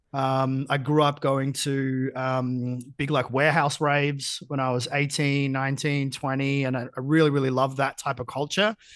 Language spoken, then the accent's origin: English; Geelong, Victoria, Australia; I grew up in Geelong